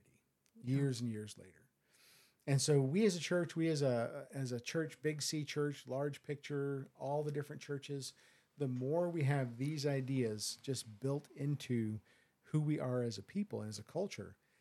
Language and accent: English; United States; I'm an American